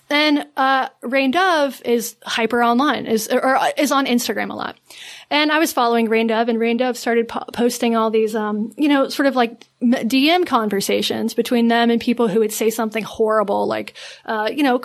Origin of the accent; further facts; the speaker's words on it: an hour outside of Asheville, North Carolina, United States; moved away; I grew up an hour outside of Asheville, a much more rural sort of, you know, redneck